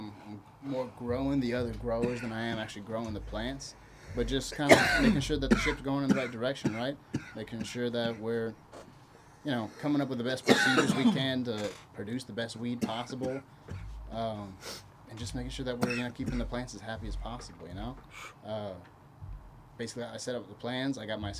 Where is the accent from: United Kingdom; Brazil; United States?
Brazil; born there; So I was born in Brazil, but ultimately settled here, went to high school here, graduated from college here